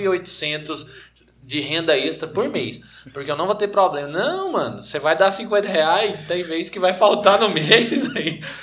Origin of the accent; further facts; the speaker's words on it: Anápolis, Goiás, Brazil; nós somos de Anápolis, Goiás, mesma cidade